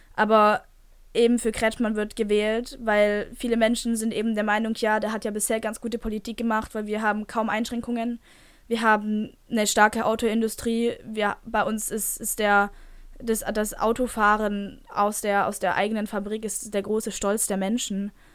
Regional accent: Germany; bei uns in Deutschland

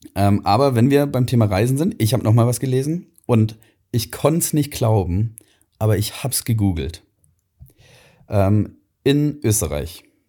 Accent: Swabia, Germany; now in Ingolstadt, Germany; ich bin Schwabe

